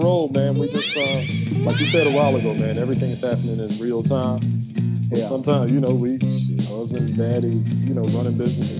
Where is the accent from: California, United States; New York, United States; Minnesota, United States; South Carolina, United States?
South Carolina, United States; Charleston; moved away as an adult; also born or lived in Atlanta; we relocated down here to Charleston, South Carolina, my home turf. You know what I'm saying? Where Zach and I grew up.